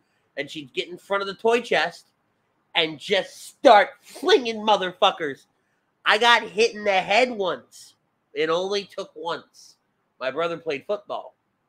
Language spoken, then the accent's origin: English; Philadelphia, Pennsylvania, United States; moved away; Remember, I grew up in Philly, not here.